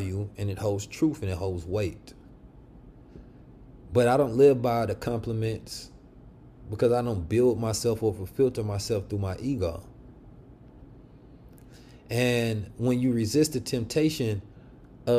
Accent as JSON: {"language": "English", "town": "Oakland", "region": "California", "country": "United States", "tie": "born or raised there", "said": "The street Muslims I grew up with in Oakland, California"}